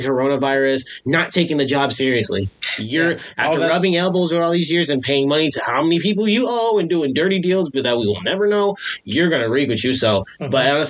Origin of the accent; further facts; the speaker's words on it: United States; I'm an American